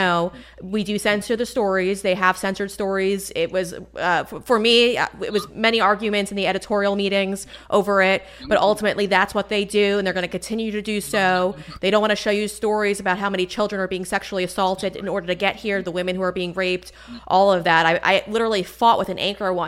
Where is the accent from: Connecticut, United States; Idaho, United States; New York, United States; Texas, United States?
New York, United States; moved away as an adult; now in Florida, United States; I come from New York too, and I moved to Florida.